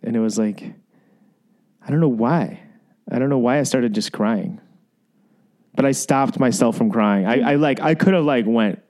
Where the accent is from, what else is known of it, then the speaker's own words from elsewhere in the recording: Midwest, United States; I'm like from the Midwest. You know what I mean? We don't cry. Boys don't cry from the Midwest.